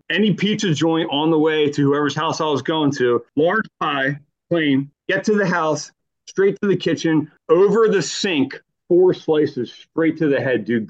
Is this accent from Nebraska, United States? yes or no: no; Quakertown, Pennsylvania, United States; moved away as an adult; also born or lived in Sellersville; now in California, United States; Yeah, got Grandview Hospital, March 78. And then I grew up in Quakertown. I grew up in a 200-year-old one-room schoolhouse that was heated by a wood stove. I think my parents bought it in 74.